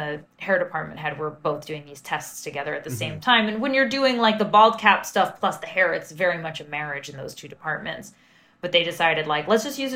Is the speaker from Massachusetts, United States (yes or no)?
no; New York, United States; being a New Yorker